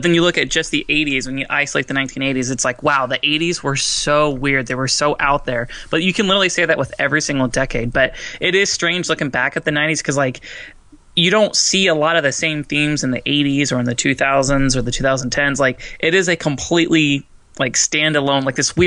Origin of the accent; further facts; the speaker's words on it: Fort Myers, Florida, United States; my hometown, Fort Myers